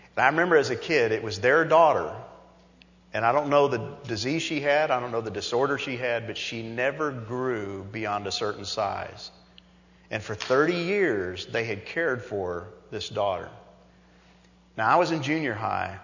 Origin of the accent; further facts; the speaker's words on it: New York, United States; growing up as a kid and growing up in New York